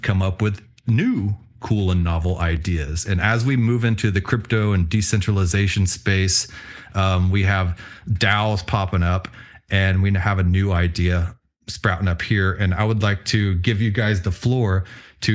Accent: Houston, Texas, United States; also born or lived in Tulsa, Oklahoma; I was born and raised in Houston, Texas. Spent as a child a little bit of time in Tulsa, Oklahoma, but mostly Houston.

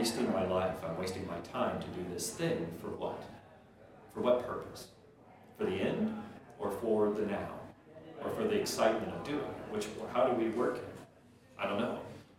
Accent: St. Louis, Missouri, United States; also born or lived in New Orleans / Ohio / Indiana; most of my time was raised right here in West County

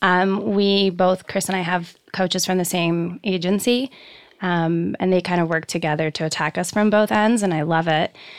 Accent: Poland; also born or lived in Canada; now in Los Angeles, United States; I come from Poland

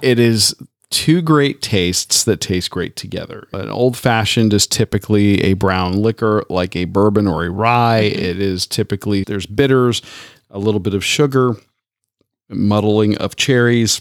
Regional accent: Tampa, Florida, United States; moved away; my hometown of Tampa, Florida.

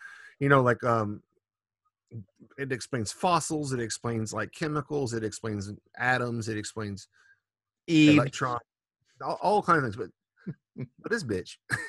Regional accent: Texas, United States; now in Japan; I'm from Texas, so there's obviously that's in the middle of the Bible Belt

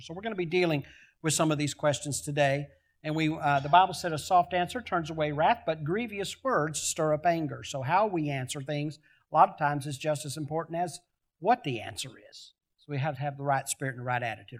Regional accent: United States; also born or lived in Michigan; I grew up in Missouri and Arkansas states away from my entire family

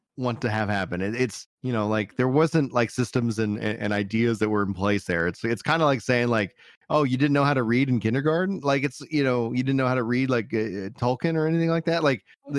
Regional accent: Fort Worth, Texas, United States; accent: Central Texas; I got my Tech Central accent

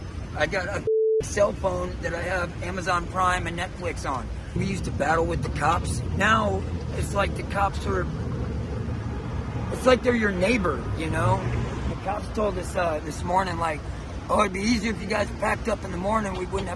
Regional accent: Louisiana, United States; now in San Francisco, United States; Louisiana, Texas area.

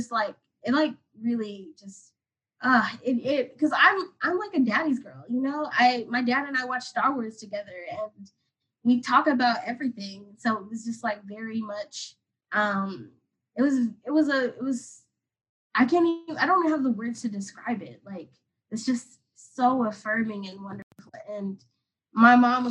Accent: Atlanta, Georgia, United States; moved away as an adult; now in Washington, D.C., United States; I'm from Atlanta

